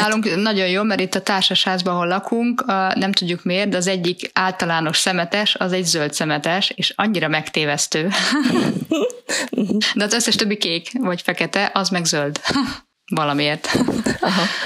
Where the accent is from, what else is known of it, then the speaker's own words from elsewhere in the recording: Budapest, Hungary; A 11. kerület szerintem Márti nekünk az, az a mi kisvárosunk, ahol gyerekként nőttünk föl.